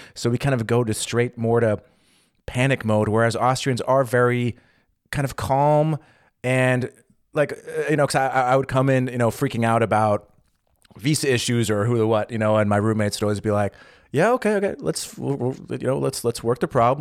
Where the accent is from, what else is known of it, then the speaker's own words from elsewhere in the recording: United States; now in Berlin, Germany; I'm American, I grew up with Thanksgiving